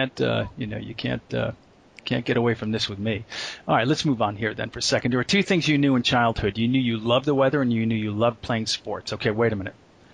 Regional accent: Boston, Massachusetts, United States; I grew up in New England too, as you know, up in the Northeast and in Boston

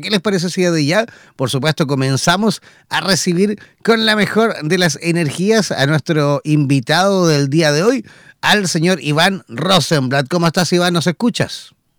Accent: Chile; los chilenos nos acordamos fiestas patrias que somos chilenos

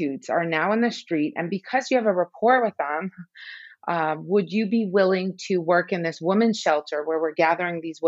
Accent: Iran; I was born in Iran during the Iran-Iraq War.

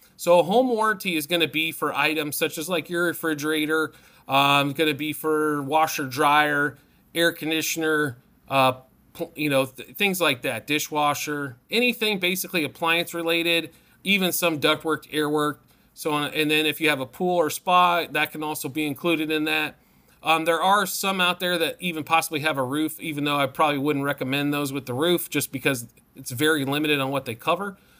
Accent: Midwest, United States; now in Arizona, United States; I'm from the Midwest.

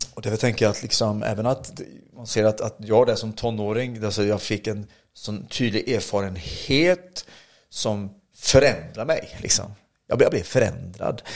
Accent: Oskarshamn, Kalmar County, Sweden; also born or lived in Motala; jag är från Oskarshamn i Småland

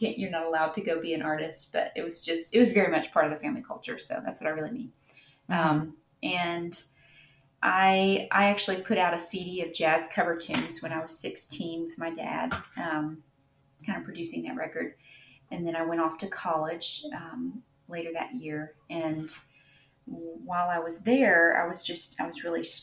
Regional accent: Nashville, Tennessee, United States; I live in Tennessee. I grew up in the Nashville area.

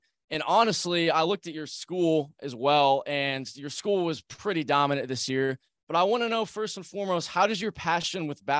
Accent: Indianapolis, Indiana, United States; really I'm from Indianapolis.

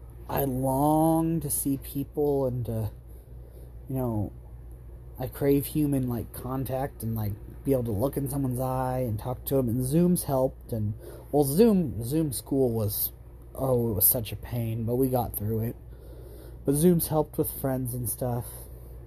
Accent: Buhl, Idaho, United States; also born or lived in Ontario / Vail; I was born in Ontario and was in Vail for a little while, but I spent, 3 or 4 years in Buell, Idaho. I don't remember much of it, but it was home.

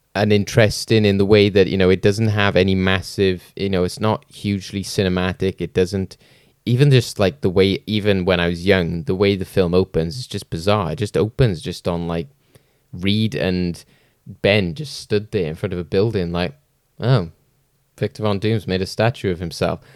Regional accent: Wales, United Kingdom; as a Welsh person

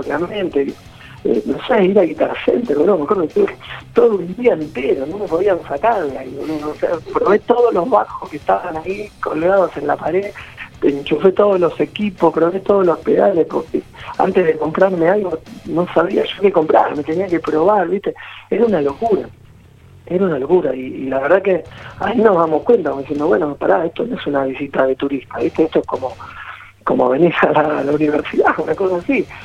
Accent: Argentina; como banda argentina

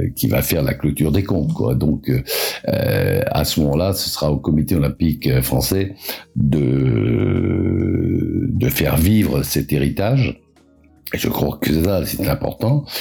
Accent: Pas-de-Calais, Hauts-de-France, France; je suis né en 1950 dans le Pas-de-Calais

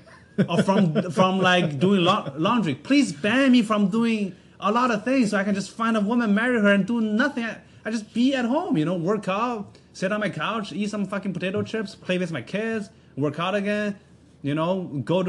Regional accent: Canada; also born or lived in China; now in United States; I'm from Canada. I'm on a working visa

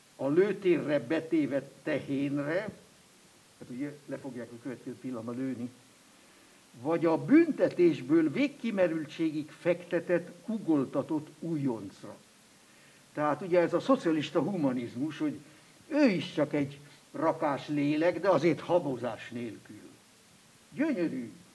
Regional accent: Switzerland; accent: Alemannic / Swiss German; first language Swiss German; Hungarian is a second language; moved away

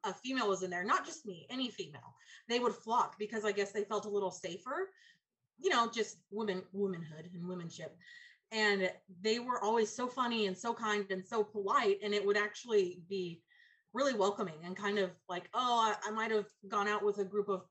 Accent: California, United States; moved away; also born or lived in Texas; I grew up in California where there's not much snow

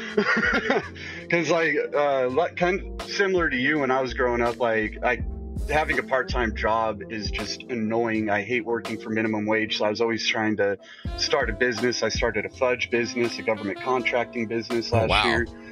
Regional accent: Colorado, United States; moved away as an adult; also born or lived in California; I moved from California uh, back to Colorado

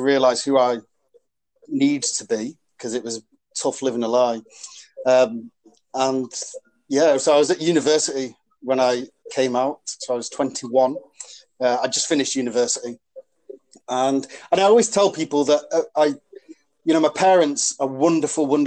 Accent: Warrington, North West England, United Kingdom; accent: northern; moved away as an adult; now in London, United Kingdom; I'm from Warrington. I'm from this leafy little village in Warrington called Lym. And we are quite a rugby-centred village. So that I looked at rugby players at my school and in my village

